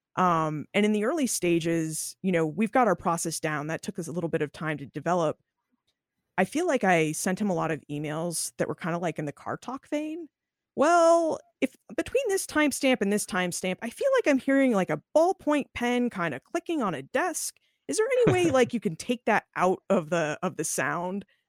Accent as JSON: {"language": "English", "region": "New England", "country": "United States", "tie": "born or raised there", "also_born_or_lived": "Boston", "said": "I was born in Boston. I grew up in New England"}